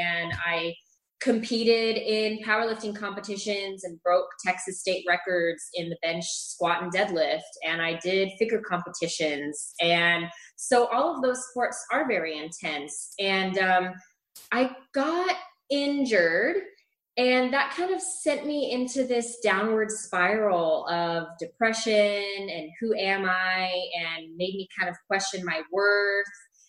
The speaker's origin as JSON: {"language": "English", "region": "Scotland", "country": "United Kingdom", "also_born_or_lived": "Middle East / Chile / New Orleans", "moved": "yes", "lives_now": "Austin, United States", "said": "But yeah, I am from Scotland. I have moved around a lot. I lived in the Middle East. I lived in Chile, in South America, in New Orleans, and I've lived in Austin for 10 years."}